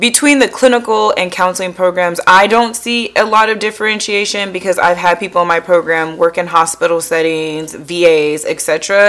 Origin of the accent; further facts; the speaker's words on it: Tacoma, Washington, United States; now in Delaware, United States; I am a transplant, so I am from the West Coast, Tacoma, Washington specifically, now living in Delaware